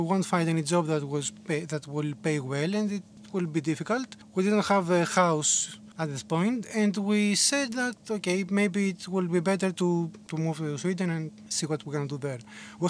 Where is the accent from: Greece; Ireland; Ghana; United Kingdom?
Greece; Athens, Attica; And we ended up in Athens for the last like 10 years. So I'm saying I'm from Athens because it's easier to to explain to people.